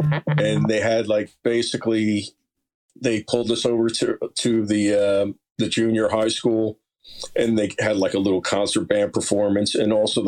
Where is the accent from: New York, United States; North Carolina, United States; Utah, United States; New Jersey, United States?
New Jersey, United States; Lyndhurst; born or raised there; also born or lived in West Paterson, New Jersey; now in Haledon, United States